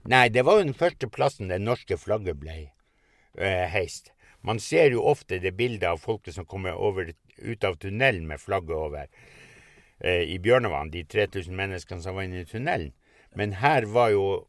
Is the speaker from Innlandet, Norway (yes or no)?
no; Pasvik, Finnmark, Norway; Hjemplassen min er en mil lengre nord. Det var den øverste gården som ble brent. Og den hadde far min kjøpt i 42